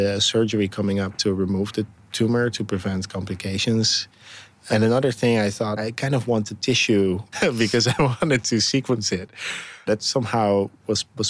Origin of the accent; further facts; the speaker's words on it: Netherlands; moved away as an adult; also born or lived in Berlin, Germany; now in San Francisco, United States; I was living in Berlin at the time, but I'm from the Netherlands originally